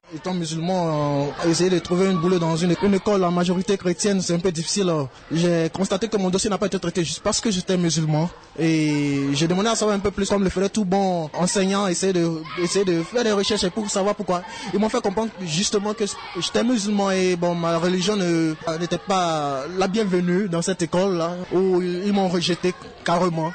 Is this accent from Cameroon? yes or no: no; Nigeria; en tant que Nigérien